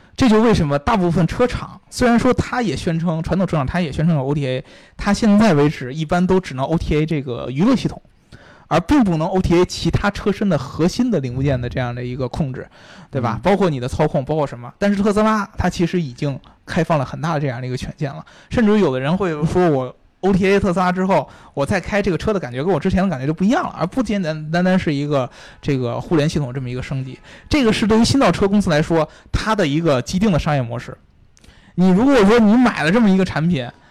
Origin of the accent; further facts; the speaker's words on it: China; 我们中国人不是不重视隐私